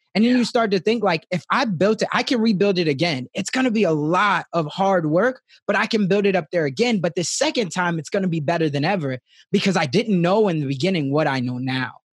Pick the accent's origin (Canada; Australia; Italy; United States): United States; Chicago, Illinois; growing up in Chicago